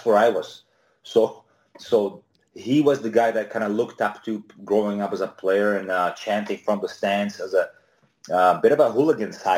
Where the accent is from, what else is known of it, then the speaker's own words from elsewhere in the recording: Nitra, Nitra Region, Slovakia; moved away as an adult; also born or lived in Bratislava, Slovakia; now in Canada; I was born in Nitra, which is about 80 kilometers, would be about 50 miles from Bratislava. My mom was a leading lady in a theater in Nitra, and we lived there till I was about probably 11 or 11.